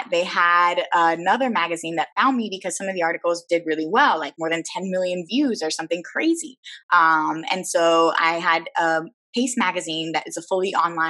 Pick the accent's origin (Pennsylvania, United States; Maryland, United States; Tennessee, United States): Pennsylvania, United States; Philadelphia; first language Spanish; moved away as an adult; also born or lived in Miami / Baltimore / South Florida / upstate New York; now in Puerto Rico; So I was born here, which technically makes Spanish my first language, but I think in English. I do everything in English. And so I grew up in Philadelphia.